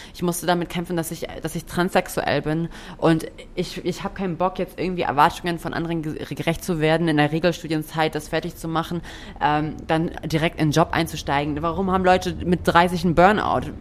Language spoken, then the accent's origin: German; Hamburg, Germany; moved away as an adult; now in Buxtehude, Germany; ich bin in Buxtehude geboren und habe dort die ersten drei Jahre meines Lebens gelebt und bin dann nach Hamburg gezogen